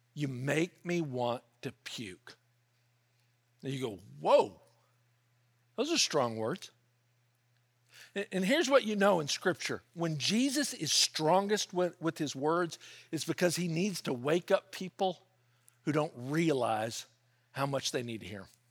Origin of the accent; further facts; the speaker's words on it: Memphis, Tennessee, United States; now in California, United States; I grew up in Memphis